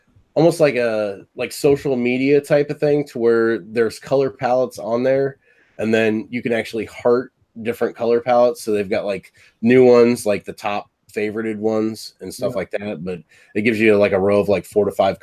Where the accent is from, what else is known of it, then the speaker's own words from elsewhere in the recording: Findlay, Ohio, United States; I'm from Findlay, which is like about 45 minutes south of Toledo